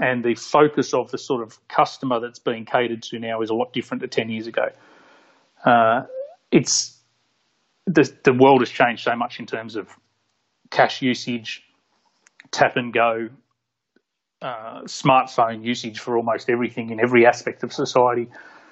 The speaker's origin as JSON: {"language": "English", "town": "Port Macquarie", "region": "New South Wales", "country": "Australia", "tie": "born or raised there", "lives_now": "Sydney, Australia", "said": "I grew up in Port Macquarie. Moved to Sydney when I was 19 or 20"}